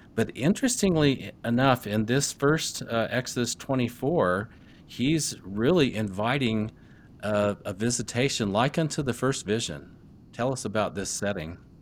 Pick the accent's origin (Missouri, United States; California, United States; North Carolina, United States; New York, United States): Missouri, United States; Rolla; I was growing up in Rolla, Missouri